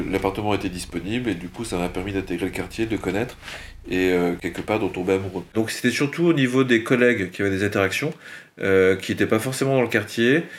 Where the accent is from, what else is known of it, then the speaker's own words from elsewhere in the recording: a village between Metz and Luxembourg, Grand Est, France; moved away as an adult; also born or lived in Milwaukee, United States; now in Nantes, France; J'ai grandi euh, dans un bled qui s'appelle euh, le Conaker, entre Metz et le Luxembourg